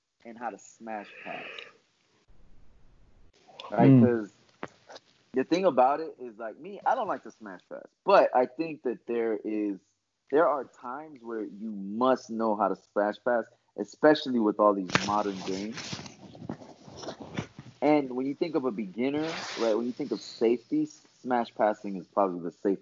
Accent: Florida, United States; I'm from Florida

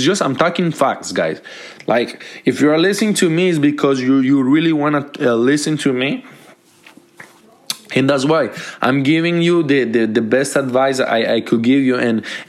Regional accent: Montreal, Quebec, Canada; Because I grew up in Montreal, and Montreal is my lovely city.

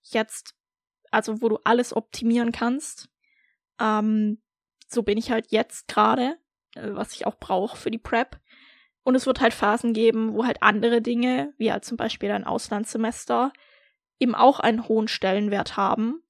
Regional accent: Baden-Württemberg, Germany; moved away as an adult; also born or lived in Berlin; ich komme ursprünglich aus Deutschland, aus Baden-Württemberg

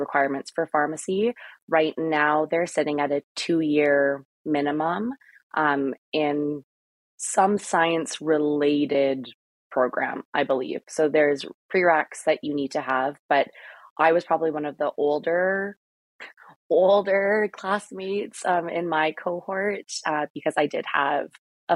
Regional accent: Thunder Bay, Ontario, Canada; moved away as an adult; also born or lived in Edmonton; I'm from Thunder Bay originally

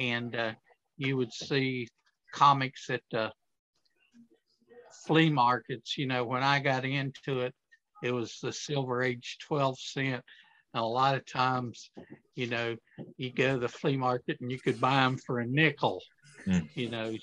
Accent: Akron, Ohio, United States; I was raised in Akron, Ohio

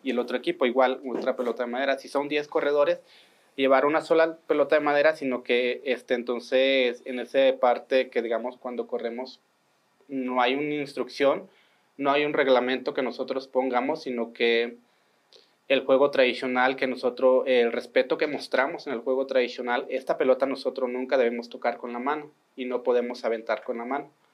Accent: Sierra Tarahumara, Chihuahua, Mexico; yo vengo del estado de Chihuahua, que digamos de la Sierra Tarahumara

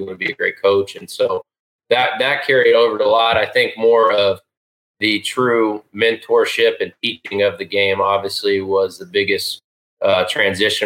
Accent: Round Rock, Texas, United States; moved away as an adult; also born or lived in Hastings, Nebraska / Abilene, Texas; now in Edmond, United States; I grew up in Round Rock, Texas, just outside

